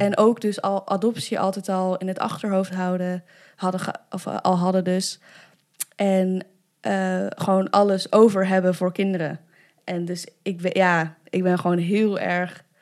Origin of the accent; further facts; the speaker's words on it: Arnhem, Gelderland, Netherlands; also born or lived in China; ik ben in Arnhem opgegroeid